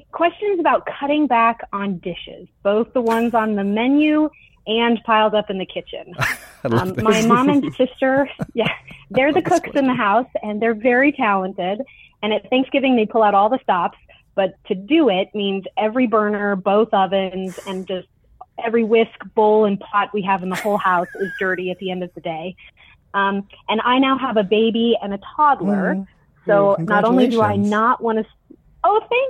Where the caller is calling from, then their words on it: Colorado, United States; I'm calling from Colorado.